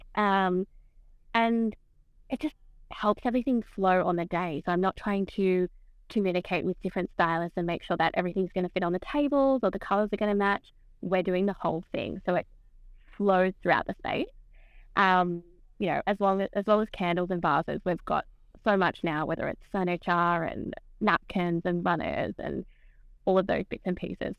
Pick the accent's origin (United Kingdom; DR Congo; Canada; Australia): Australia; Camden, New South Wales; moved away as an adult; now in South Coast, New South Wales, Australia; I actually grew up not on the South Coast. I grew up sort of around Camden area.